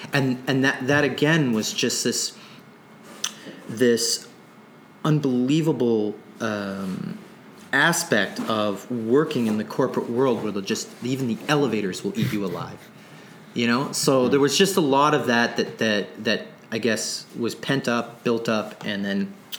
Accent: Sydney, Nova Scotia, Canada; born there; also born or lived in Toronto; now in Winnipeg, Canada; Before Winnipeg, I came from Toronto, but I'm a Nova Scotia native. I was born there. I was born in Sydney, Cape Breton, and slowly moved west. And that just had to do with my father and his work.

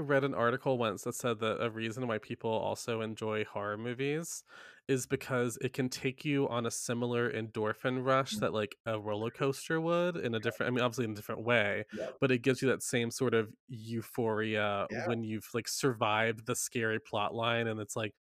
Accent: Carthage, North Carolina, United States; I grew up in Carthage, North Carolina.

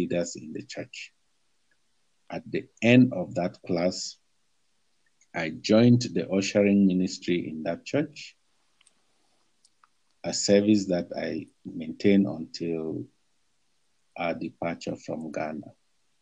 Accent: Cameroon; moved away as an adult

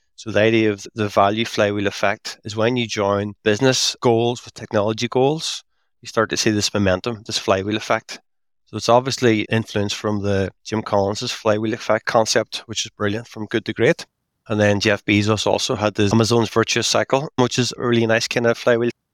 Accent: Derry, Northern Ireland, United Kingdom; now in Belfast, United Kingdom; So, I'm based in Belfast. I'm from Derry, up in the very northwest of Ireland.

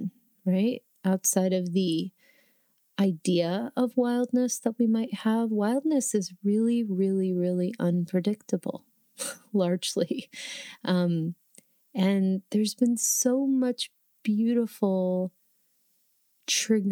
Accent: New Jersey, United States; moved away as an adult; also born or lived in New York; now in Oregon, United States; I grew up in New Jersey, right about 20 minutes outside of the Lincoln Tunnel in Manhattan

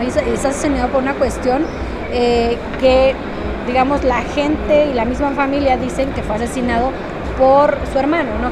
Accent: Oaxaca, Mexico; moved away as an adult; also born or lived in Mexico City; me regresé a mi casa, a mi pueblo, soy de Oaxaca.

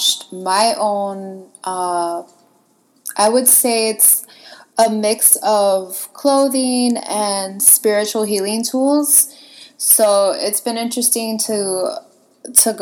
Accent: Miami, Florida, United States; Born and raised in Miami

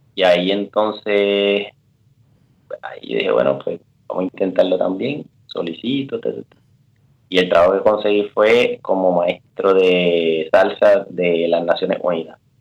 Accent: Toa Alta, Puerto Rico; moved away as an adult; also born or lived in Bayamón, Puerto Rico / San Juan, Puerto Rico / Kenya; now in Switzerland; resulta que nací en, en, en Bayamón, ¿verdad? Hospital Hermanos hermano Meléndez y eso. Pero toda mi vida me crié entre Toalta y Bayamón

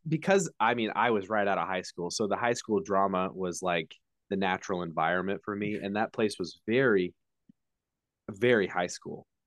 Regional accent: Indiana, United States; I'm from Indiana, so much further north than Texas

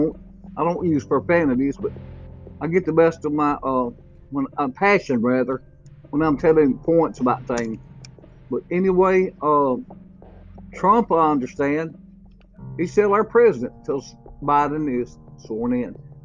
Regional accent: Hamilton, Alabama, United States; my hometown of Hamilton, Alabama

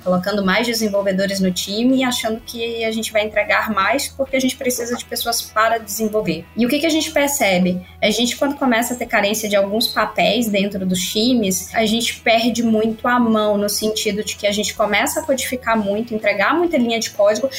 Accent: Teixeira de Freitas, Bahia, Brazil; now in São Paulo, Brazil; Eu sou de uma cidadezinha chamada Teixeira de Freitas, na Bahia, e já tô aqui há bastante tempo em São Paulo

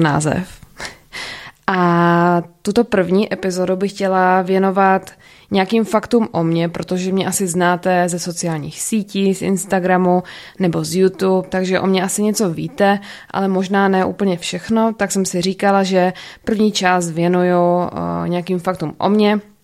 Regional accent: Ostrava, Moravian-Silesian Region, Czechia; also born or lived in United States; jsem z Ostravy, narodila jsem se tady a bydlím tady

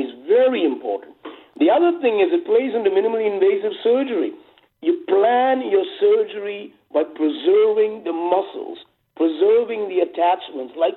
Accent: India; moved away as an adult; also born or lived in England / New York; now in Los Angeles, United States; I grew up in India from the age of 10 to 27

